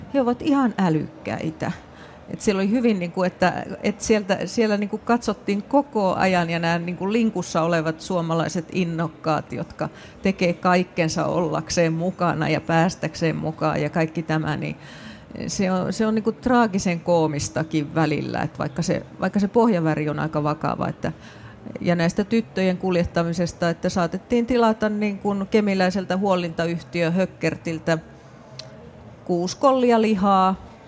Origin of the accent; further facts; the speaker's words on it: Raahe, North Ostrobothnia, Finland; omasta kotikaupungistani Raahesta